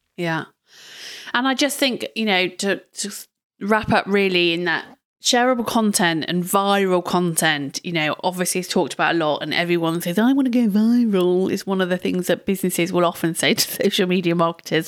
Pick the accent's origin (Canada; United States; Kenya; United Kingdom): United Kingdom; we're terribly British over here